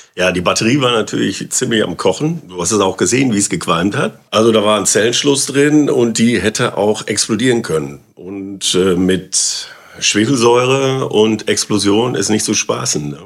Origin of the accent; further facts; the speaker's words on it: Germany; Auf der Wagenbrückenstraße